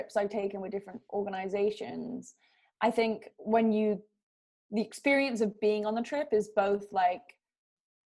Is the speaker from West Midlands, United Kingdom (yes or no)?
no; London, United Kingdom; now in California, United States; growing up in London, my family and I, since I was born, went to our little house on the beach on the south coast of England.